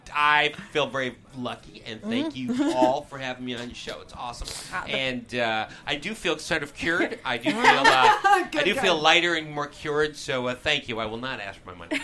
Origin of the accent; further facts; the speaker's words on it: Detroit, Michigan, United States; now in Los Angeles, United States; in my hometown of Detroit, Michigan.